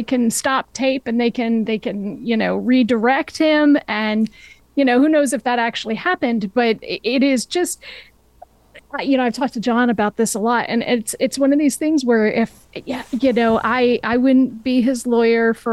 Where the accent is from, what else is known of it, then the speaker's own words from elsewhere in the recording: New Hampshire, United States; moved away as an adult; also born or lived in Maine / Los Angeles; raised in New Hampshire, and lived there most of my life